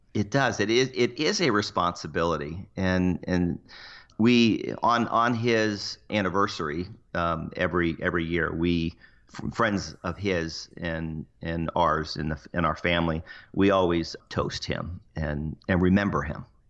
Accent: Cocoa Beach, Florida, United States; moved away; also born or lived in Seattle; I grew up in Cocoa Beach

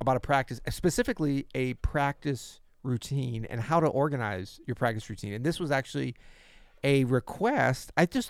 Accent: West Midlands, United Kingdom; I'm from Worcestershire, where sauces are available.

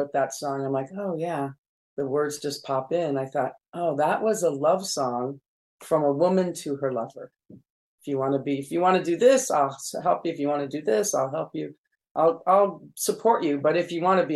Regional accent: California, United States; also born or lived in Jerusalem; I was born in Jerusalem and raised in California in the desert.

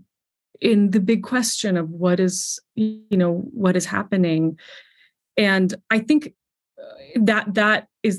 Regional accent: Colorado, United States; moved away as an adult; also born or lived in New York City; I grew up in Colorado

